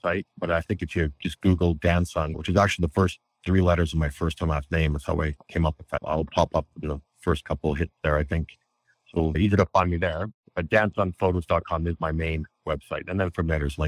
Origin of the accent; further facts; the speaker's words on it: Western Canada near the Rocky Mountains, Canada; also born or lived in Egypt / Japan / Cayman Islands / Indonesia; I'm Canadian. I'm in Western Canada near the Rocky Mountains.